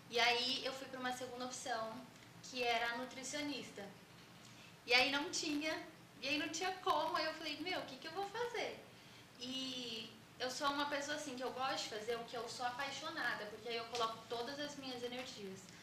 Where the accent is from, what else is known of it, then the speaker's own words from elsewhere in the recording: São Paulo, Brazil; Eu sou de São Paulo, capital, mas sempre confundo se eu sou paulista ou paulistana.